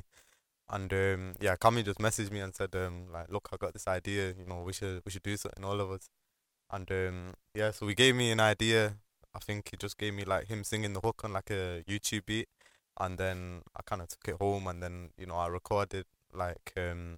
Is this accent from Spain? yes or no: no; Manchester, North West England, United Kingdom; we're all from Manchester